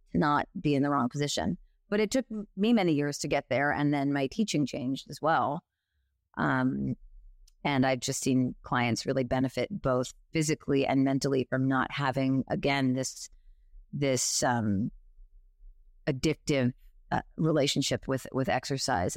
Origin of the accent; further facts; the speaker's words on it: New York, United States; I am a New Yorker